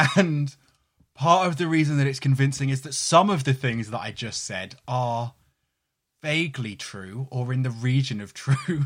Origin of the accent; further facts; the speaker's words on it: London, United Kingdom; near where I grew up in London